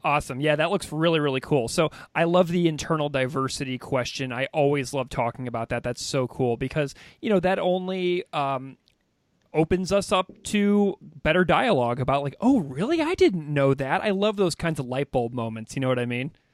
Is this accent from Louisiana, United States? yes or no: no; St. Louis, Missouri, United States; my hometown in St. Louis